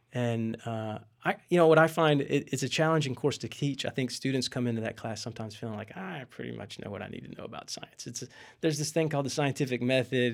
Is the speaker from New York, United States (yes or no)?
no; West Virginia, United States; moved away; my hometown in West Virginia